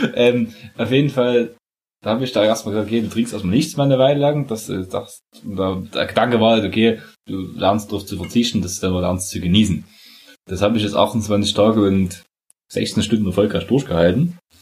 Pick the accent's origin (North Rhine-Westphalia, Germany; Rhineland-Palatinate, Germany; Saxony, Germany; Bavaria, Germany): Saxony, Germany; wir kommen oh. aus, aus, aus der Zone, aus Sachsen